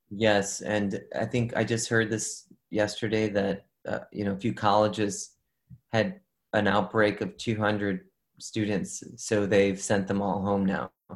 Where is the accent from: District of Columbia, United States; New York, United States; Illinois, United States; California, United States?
Illinois, United States; Chicago; I'm born and raised in Chicago